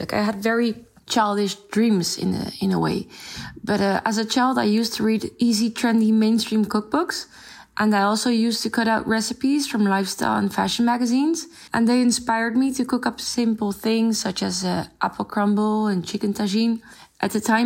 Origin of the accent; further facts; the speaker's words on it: Netherlands; also born or lived in France; I grew up in the Netherlands, although I was born in France.